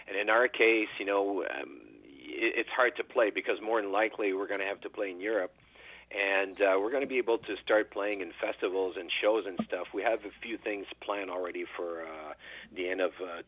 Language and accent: English; Canada; as a Canadian